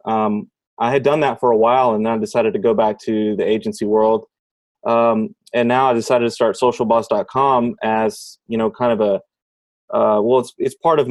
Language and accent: English; Houston, Texas, United States; I'm from Houston, Texas